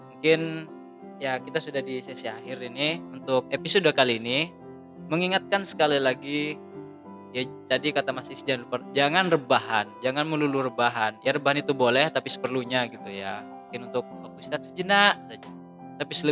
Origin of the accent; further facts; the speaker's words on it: East Java, Indonesia; itu membuktikan kalau kita orang Madura